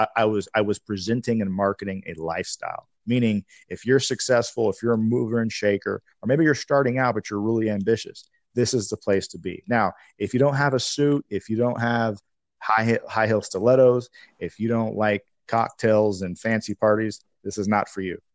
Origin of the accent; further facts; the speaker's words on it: Tacoma, Washington, United States; moved away as an adult; also born or lived in Seattle / San Diego; I moved back to my hometown in Tacoma